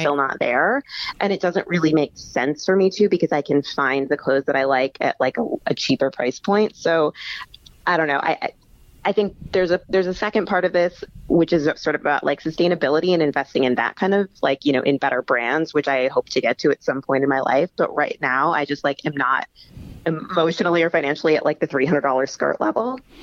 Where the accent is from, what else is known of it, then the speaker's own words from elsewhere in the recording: Midwest, United States; also born or lived in Texas; now in New York, United States; I'm from the Midwest, and then I lived in Texas